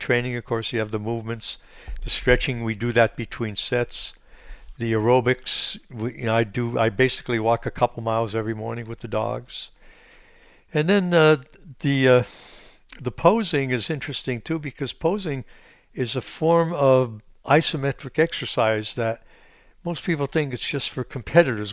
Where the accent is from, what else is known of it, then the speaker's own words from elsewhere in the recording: Pennsylvania, United States; I grew up in Pennsylvania